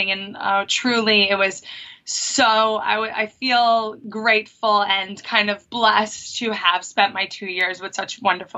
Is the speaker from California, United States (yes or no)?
no; Long Island, New York, United States; also born or lived in Fiji; I'm from Long Island, New York